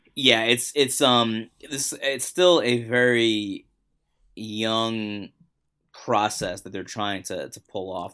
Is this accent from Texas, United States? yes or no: no; New York City, New York, United States; I grew up in Queens